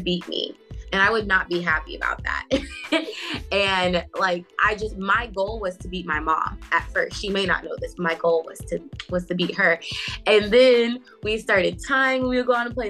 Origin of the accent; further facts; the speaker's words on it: Southfield, Michigan, United States; now in Duluth, Georgia, United States; I was born in Southfield, Michigan